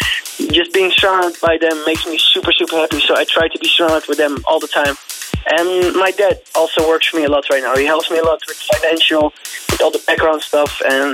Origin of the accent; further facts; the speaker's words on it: Netherlands; English is a second language; we're both from the Netherlands